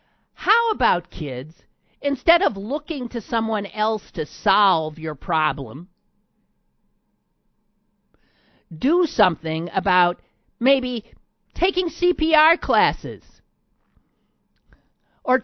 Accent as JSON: {"language": "English", "region": "Wisconsin", "country": "United States", "tie": "born or raised there", "moved": "yes", "said": "my home state of Wisconsin"}